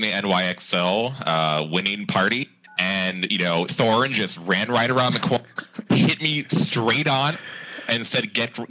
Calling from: New York City, New York, United States; New York City, Manhattan.

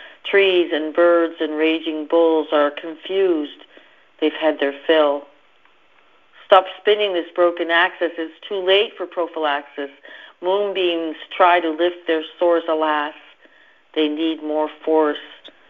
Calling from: East Coast of Canada, Canada; I'm calling from the East Coast of Canada.

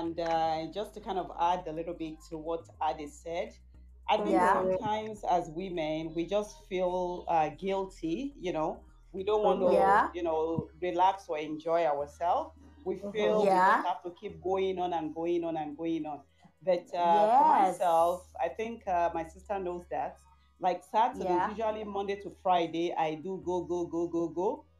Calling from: Calgary, Alberta, Canada; I'm calling from Calgary. Calgary.

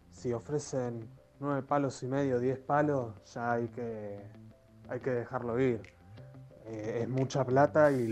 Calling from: Monte Grande, Buenos Aires Province, Argentina; de Montegrande.

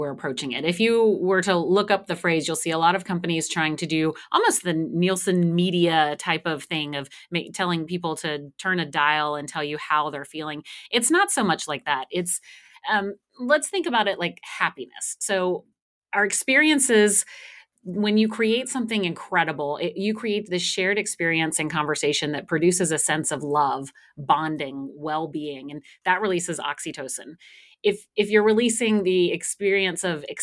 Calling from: Austin, Texas, United States; I am here just north of Austin, Texas.

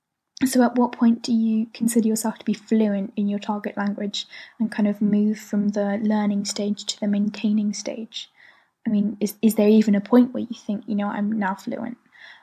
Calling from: London, United Kingdom; from London, and I'm learning German, Mandarin, and Korean.

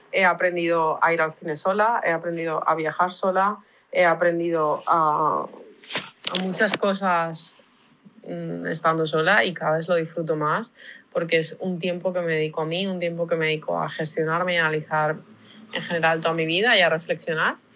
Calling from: Valencia, Valencian Community, Spain; de Valencia, España.

